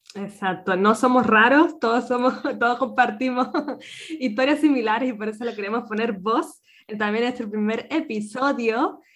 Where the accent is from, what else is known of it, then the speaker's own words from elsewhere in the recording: Canary Islands, Spain; moved away as an adult; now in Vienna, Austria; nací en Canarias